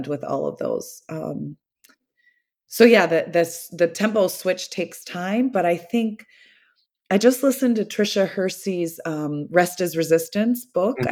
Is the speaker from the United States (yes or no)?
yes; the Southern US, United States; moved away; my Southern culture